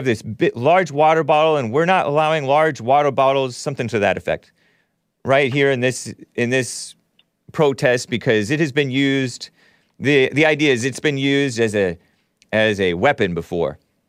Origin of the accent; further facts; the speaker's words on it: Los Angeles, California, United States; also born or lived in West Covina; I'm from L.A.